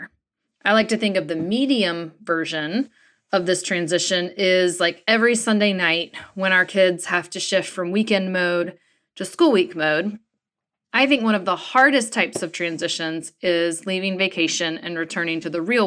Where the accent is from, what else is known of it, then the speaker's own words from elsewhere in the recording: North Carolina, United States; I grew up in North Carolina